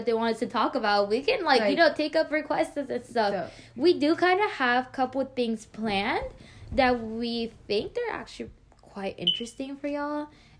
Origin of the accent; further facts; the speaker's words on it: Houston, Texas, United States; also born or lived in Mexico; Yeah, we're from Houston.